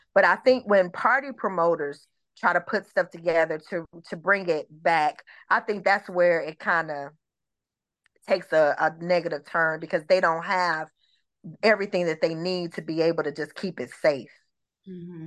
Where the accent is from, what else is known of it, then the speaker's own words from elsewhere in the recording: Detroit, Michigan, United States; also born or lived in Atlanta metro area, Georgia; now in Atlanta, United States; I'm originally from Michigan. I'm originally from Detroit